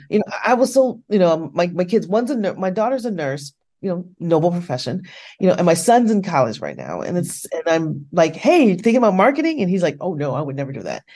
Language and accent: English; United States; here in the States